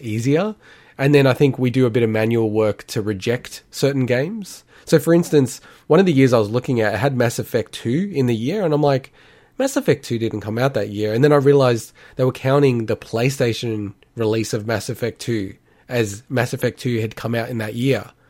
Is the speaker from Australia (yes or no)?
yes; Australia; we are from Australia